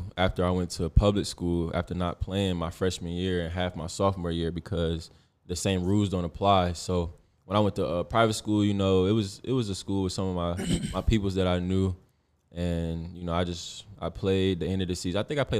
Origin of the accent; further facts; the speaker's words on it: Ohio, United States; also born or lived in Germany; We moved, like, when I moved from Ohio, I've been to Cleveland. I lived in Germany, actually.